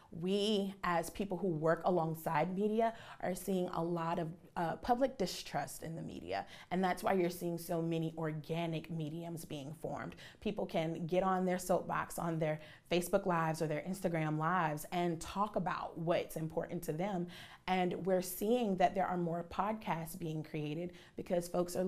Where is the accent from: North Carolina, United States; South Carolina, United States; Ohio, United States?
South Carolina, United States; Charleston; I'm born and raised in Charleston, so WCSC is what my family watched